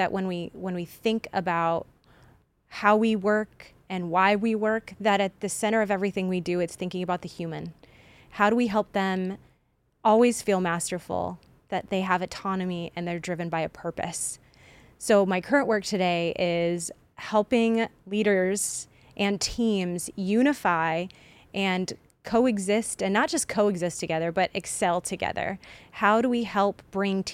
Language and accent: English; Champaign, Illinois, United States; Champaign, Illinois, which is my hometown